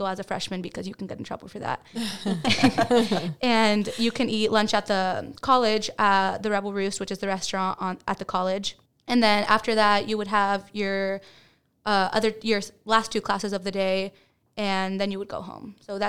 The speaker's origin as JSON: {"language": "English", "country": "Dominican Republic", "also_born_or_lived": "Dallas area", "moved": "yes", "lives_now": "Baytown, United States", "said": "I am not from Baytown. I'm from Dominican Republic, and then I lived in the Dallas area, and then I came to Baytown."}